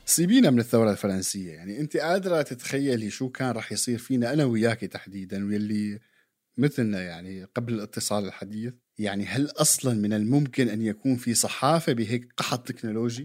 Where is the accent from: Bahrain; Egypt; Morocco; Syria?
Syria; علينا يعني كسوريين